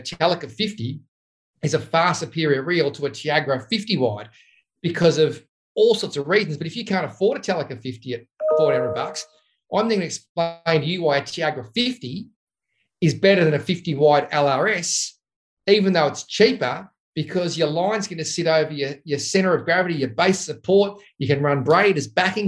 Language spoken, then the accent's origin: English; Cranbourne, Victoria, Australia; I'm a kid from Cram who likes fishing